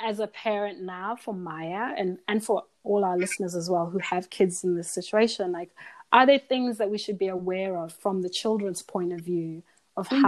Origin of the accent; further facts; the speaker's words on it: Zimbabwe; now in Australia; I grew up in Zimbabwe, lots of Black people around me